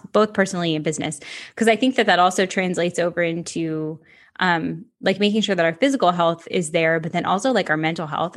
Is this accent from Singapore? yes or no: no; Ocala, Florida, United States; Ocala, Central Florida.